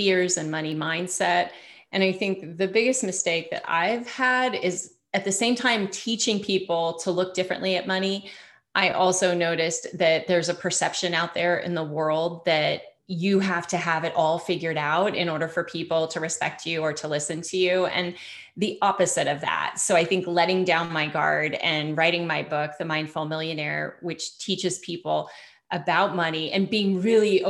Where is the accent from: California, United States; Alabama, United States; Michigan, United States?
California, United States; Bay Area; moved away as an adult; also born or lived in Truckee, Tahoe; now in Sedona, United States; I'm from California in the Bay Area